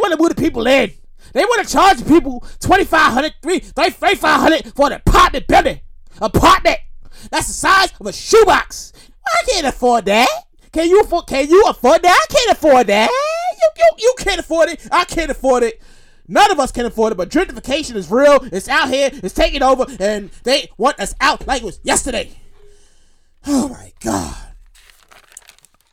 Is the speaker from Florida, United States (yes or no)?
no; New York City, New York, United States; also born or lived in Queens, New York; I'm born and raised in Brooklyn. Born and raised Brooklyn, New York. All my life. I currently live in Queens